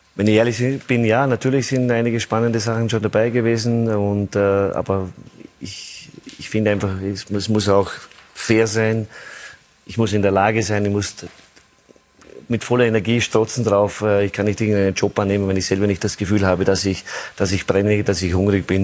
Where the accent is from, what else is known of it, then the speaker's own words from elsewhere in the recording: Austria; möchte als Österreicher